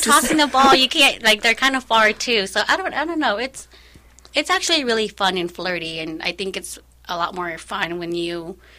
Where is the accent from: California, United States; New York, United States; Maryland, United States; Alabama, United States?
California, United States; moved away; I feel like I grew up in California. My family's there, and I really miss it a lot.